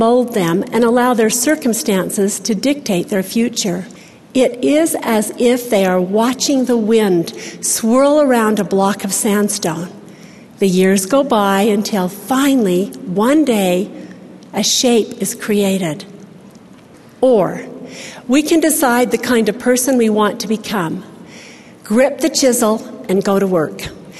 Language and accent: English; Salt Lake City, Utah, United States; also born or lived in Ogden, Utah; I was born in Ogden, Utah, grew up in Salt Lake City